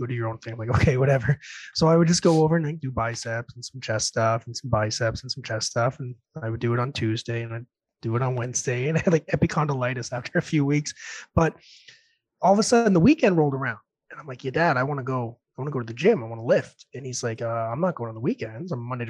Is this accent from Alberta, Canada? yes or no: yes; Red Deer, Alberta, Canada; born there; I was born in Red Deer, by the way, down the road.